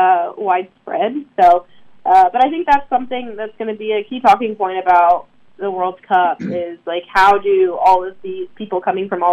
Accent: Durham, North Carolina, United States; growing up in the Durham area

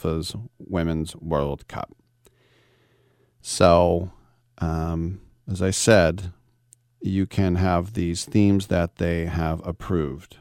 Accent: United States; as an American

